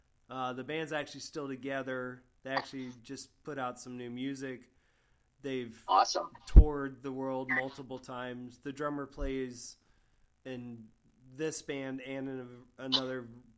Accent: Sarasota, Florida, United States; also born or lived in Gainesville, Florida; I grew up in Sarasota before I moved to Gainesville. I moved to Gainesville to be a roadie for my friend's band, and I had to get out of Sarasota, and this was like 1994.

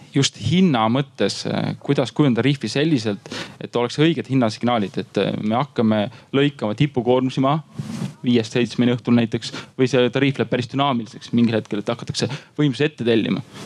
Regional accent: Paide, Järva County, Estonia; mina olen Paide poiss

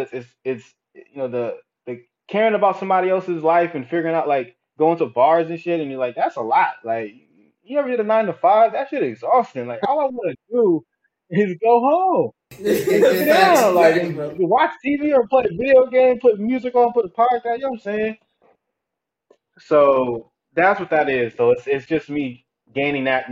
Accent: the Bay Area, California, United States; I grew up in the Bay.

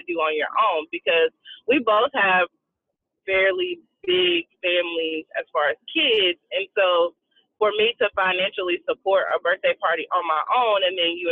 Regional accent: Duncan, South Carolina, United States; I'm from South Carolina, a small town called Duncan, literally like one street.

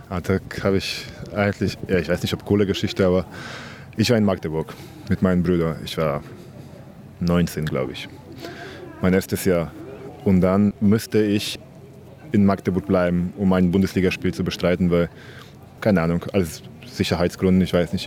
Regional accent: Gdynia, Pomeranian Voivodeship, Poland; German is a second language; moved away; Ich komme aus Gdynia, das ist eine Stadt neben Danzig

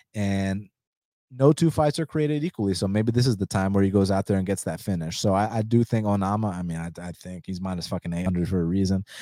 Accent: United States; first language Spanish; English is a second language; I was born in the States.

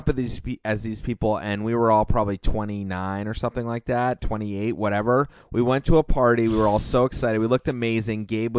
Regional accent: New Hampshire, United States; now in Portland, United States; Growing up in New Hampshire, you get to either figure skate, play hockey, or ski competitively, or you're a fucking loser, and I was a competitive skier.

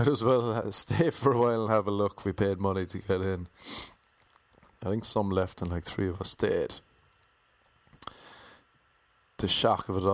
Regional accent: Cork, Munster, Ireland; now in Los Angeles, United States; where in Ireland are you from? And I said, Cork

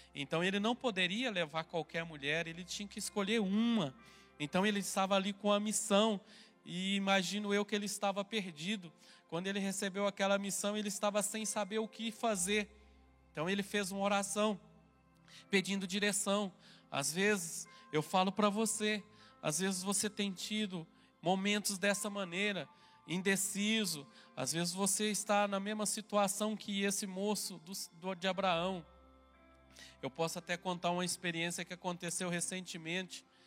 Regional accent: Minas Gerais, Brazil; eu sou mineiro

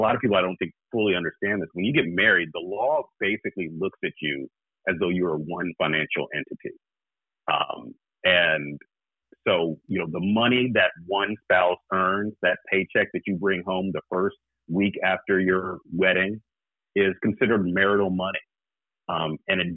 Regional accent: the South, United States; I'm from the South

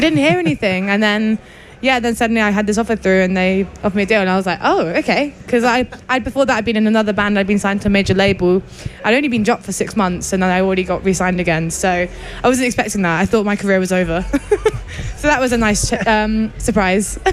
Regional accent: West Country, South West England, United Kingdom; accent: West Country; now in Bristol, United Kingdom; I grew up in the West Country

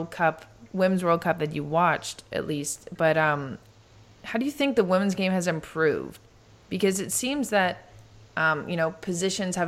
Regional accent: Canada; I'm Canadian

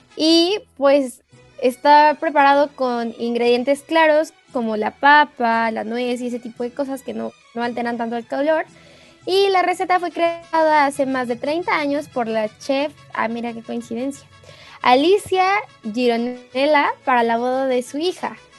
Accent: Mexico; como mexicanos

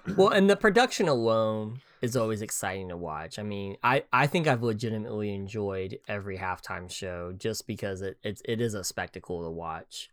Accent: Oklahoma, United States; growing up in Oklahoma

